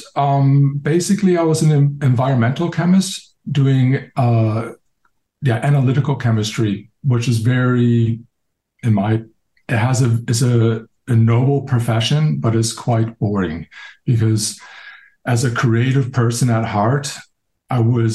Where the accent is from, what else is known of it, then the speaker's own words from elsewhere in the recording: United States; moved away as an adult; also born or lived in Europe / United Kingdom; I'm an American perfumer, but I've been living and working in Europe and also in the United Kingdom for like the last 25 years